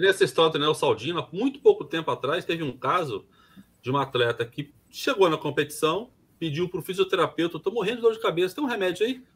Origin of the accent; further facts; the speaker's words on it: Brazil; como brasileiro